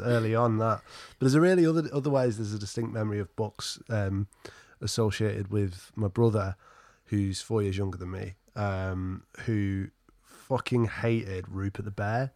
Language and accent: English; Alford, East Midlands, United Kingdom; also born or lived in Skegness; the town or market, market town, historic market town where I actually grew up was called, weirdly enough, Alford